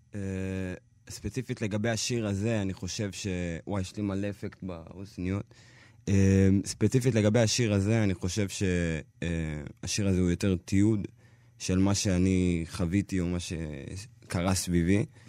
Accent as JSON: {"language": "Hebrew", "country": "Israel", "said": "אני ממש אתיופי, זה כן, אני לא יכול, אי אפשר לקחת את זה ממני. אבל אני ישראלי לכל דבר"}